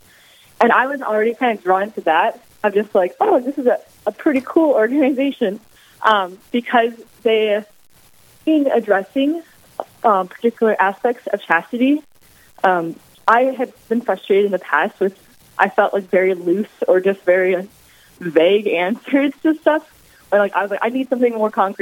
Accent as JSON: {"language": "English", "town": "Jamestown", "region": "North Dakota", "country": "United States", "tie": "born or raised there", "also_born_or_lived": "Atchison, Kansas", "moved": "as an adult", "said": "I grew up in Jamestown, North Dakota, for all through high school"}